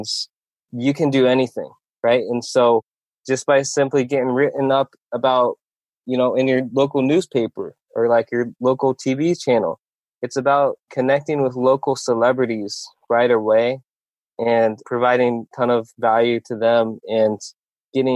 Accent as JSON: {"language": "English", "region": "Iowa", "country": "United States", "tie": "born or raised there", "also_born_or_lived": "Korea", "said": "I was born in Korea. I grew up in Iowa, though, because I was adopted by my family in Iowa."}